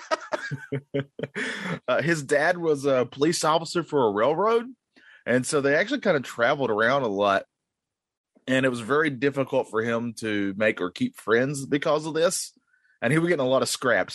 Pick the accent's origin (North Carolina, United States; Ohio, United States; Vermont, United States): North Carolina, United States; I'm born and raised in North Carolina during the 90s